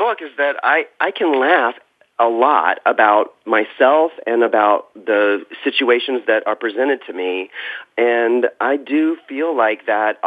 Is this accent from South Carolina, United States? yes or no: yes; South Carolina, United States; moved away; growing up in South Carolina